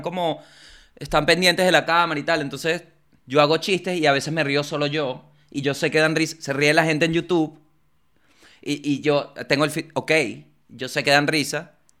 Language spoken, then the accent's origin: Spanish; Venezuela; moved away as an adult; now in Argentina; cuando salí de Venezuela para Argentina